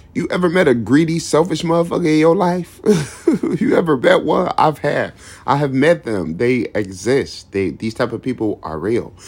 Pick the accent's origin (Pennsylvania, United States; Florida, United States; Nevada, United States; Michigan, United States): Michigan, United States; Detroit; I was born in Detroit. I lived in Detroit, Michigan. I lived in the streets of Detroit, Michigan. I roam these streets. I still roam these streets to this day